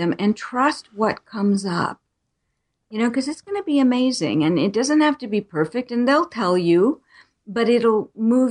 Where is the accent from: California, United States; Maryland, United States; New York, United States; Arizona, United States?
Arizona, United States; I was born in Arizona. I still live here